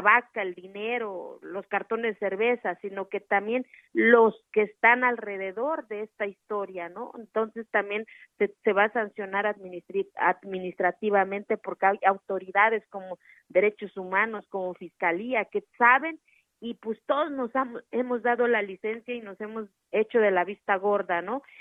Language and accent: Spanish; Mexico; en mi país